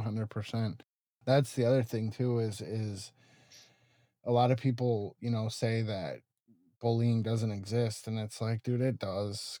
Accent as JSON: {"language": "English", "town": "Tucson", "region": "Arizona", "country": "United States", "moved": "as an adult", "said": "Tucson, which is originally where I'm from"}